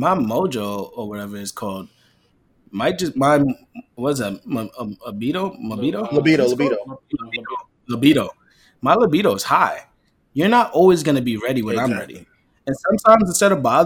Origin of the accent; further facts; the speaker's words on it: New York, United States; I'm from New York.